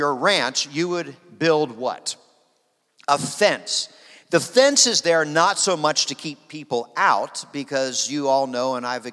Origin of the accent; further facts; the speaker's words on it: Harrisburg, Pennsylvania, United States; moved away as an adult; now in Wichita, United States; I was born and raised in Harrisburg, Pennsylvania